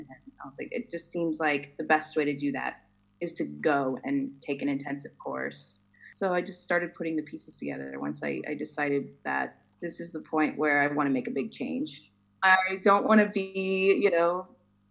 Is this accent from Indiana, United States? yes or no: yes; Indiana, United States; moved away as an adult; also born or lived in California / Los Angeles / Germany; now in Las Vegas, United States; I'm originally from Indiana.